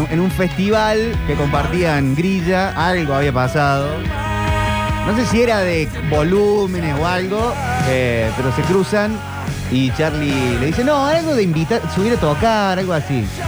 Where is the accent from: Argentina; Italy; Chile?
Argentina; Porque soy argentino